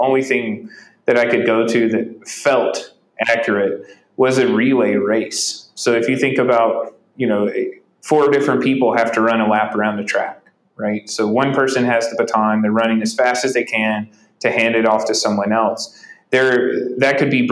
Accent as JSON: {"language": "English", "town": "Burlington", "region": "North Carolina", "country": "United States", "tie": "born or raised there", "said": "I grew up in Burlington, North Carolina as a Duke fan"}